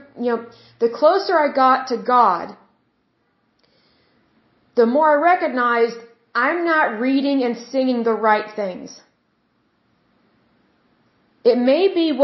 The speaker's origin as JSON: {"language": "English", "region": "Oklahoma", "country": "United States", "said": "excuse my accent. Sometimes it comes out when I'm speaking, because I'm from Oklahoma."}